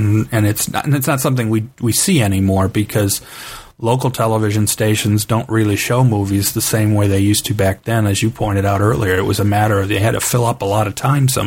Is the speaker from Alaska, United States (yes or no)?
no; Cleveland, Ohio, United States; I grew up in Cleveland, Ohio